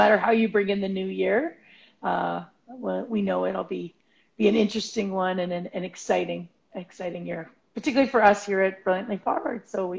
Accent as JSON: {"language": "English", "region": "Alberta", "country": "Canada", "said": "Right, because we're from Alberta"}